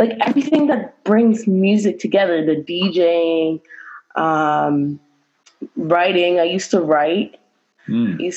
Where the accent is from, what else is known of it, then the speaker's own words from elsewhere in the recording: Halifax, Nova Scotia, Canada; also born or lived in Dartmouth, Nova Scotia; I'm from both sides of the bridges. So when I was younger, I lived in Spryfield till I was 15. And then my parents decided to move to Woodside in Dartmouth